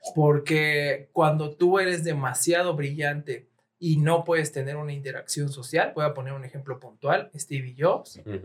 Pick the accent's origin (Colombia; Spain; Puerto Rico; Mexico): Mexico; somos sensibles como mexicanos